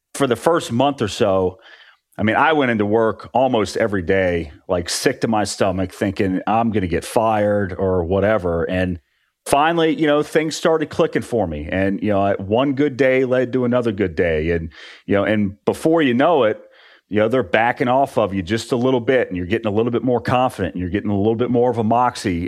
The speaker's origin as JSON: {"language": "English", "region": "West Virginia", "country": "United States", "tie": "born or raised there", "also_born_or_lived": "Orlando", "moved": "as an adult", "said": "I grew up in West Virginia"}